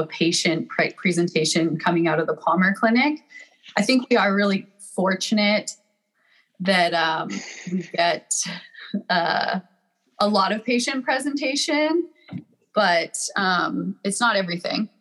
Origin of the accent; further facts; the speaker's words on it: Calgary, Alberta, Canada; moved away as an adult; now in San Diego, United States; I'm from Calgary, Alberta, Canada, and I'm currently living in San Diego, California